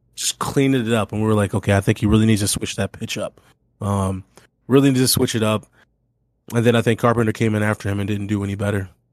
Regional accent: Missouri, United States; moved away; growing up in Missouri

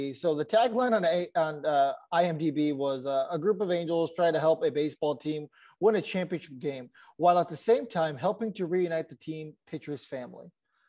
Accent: San Diego, California, United States; I grew up in San Diego.

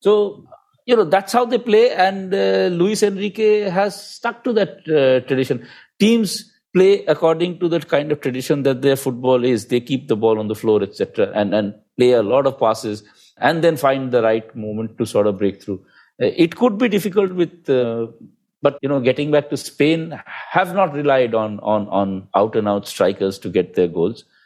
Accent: India; being an Indian

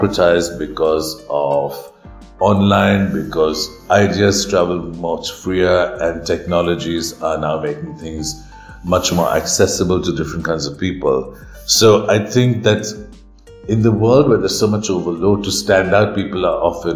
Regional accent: India

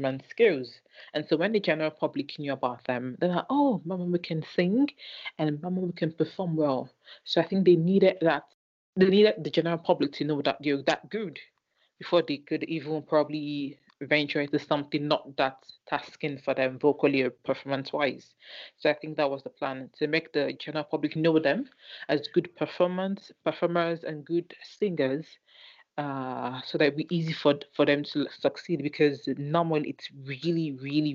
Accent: Nigeria; I'm Nigerian

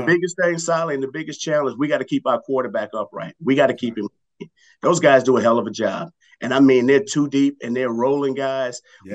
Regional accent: Los Angeles, California, United States; also born or lived in New Orleans, Louisiana / Cincinnati; I, did the majority of my growing up in the LA area

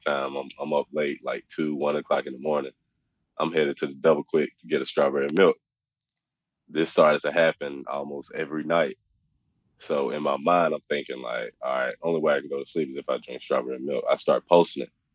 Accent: Oxford, Mississippi, United States; I grew up in Oxford, so I'm 10 minutes down the street from uh, you know where I grew up

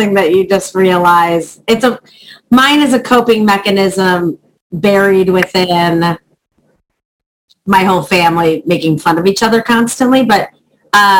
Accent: Chicago, Illinois, United States; I started in Chicago. I'm from Chicago

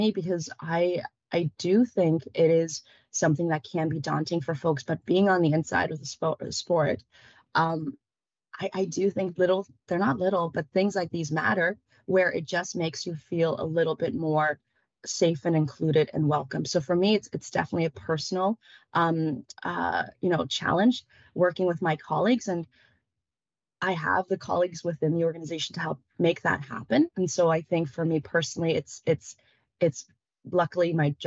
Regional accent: Kitchener, Ontario, Canada; English is a second language; also born or lived in Vietnam / Berlin, Germany; when you grow up in Kitchener-Waterloo, as I did

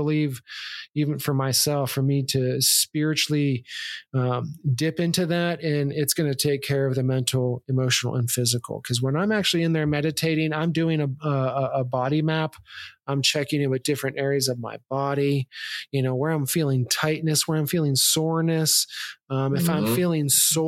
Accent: Youngstown, Ohio, United States; I come from Youngstown, Ohio.

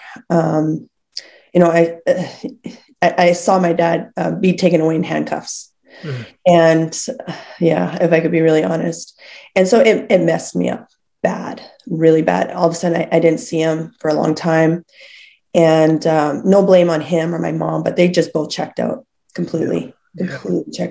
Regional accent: Lethbridge, Alberta, Canada; I was born in Lethbridge.

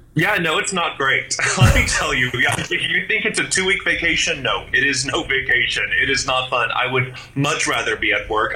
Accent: United States; moved away as an adult; now in Beijing, China; I'm an American. I'm used to my freedom

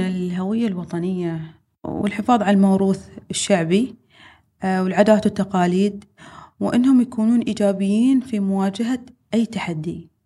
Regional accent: United Arab Emirates

